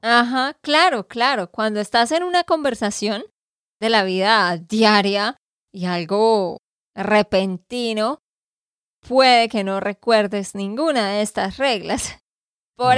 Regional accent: Santander, Colombia; de Santander, Colombia

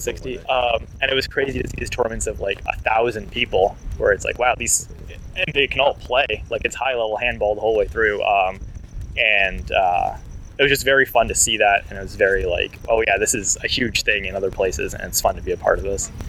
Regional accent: near Washington D.C., District of Columbia, United States; moved away as an adult; now in Los Angeles, United States; I grew up near Washington D.C., and then I moved out to L.A. in mid 2010s.

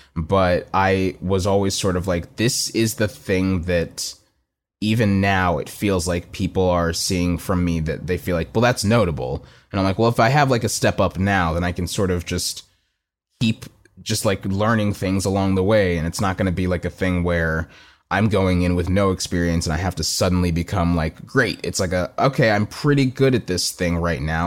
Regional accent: Plano, Texas, United States; also born or lived in Austin, Texas; growing up in Plano is a very suburban place

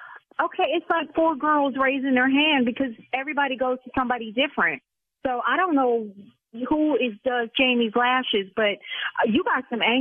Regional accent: United States; Okay, Brian, I'm from the South Side, so mother...

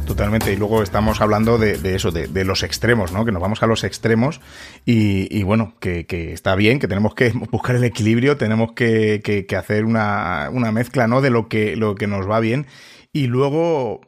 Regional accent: Spain; yo antes aquí en, en, España el, el, aprendizaje del inglés era, pues bueno, en los colegios era como era

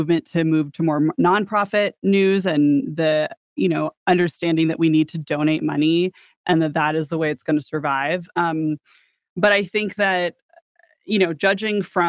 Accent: San Diego, California, United States; I'm from San Diego

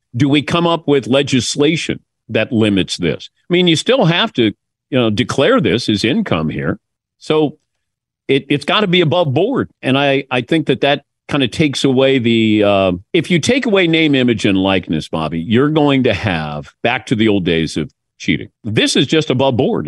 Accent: Mason, Ohio, United States; moved away; this kid who's from Mason, Ohio

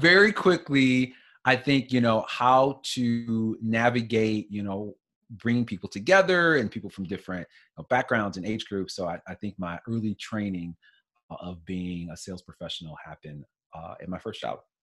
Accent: St. Louis, Missouri, United States; moved away; I'm originally from St. Louis

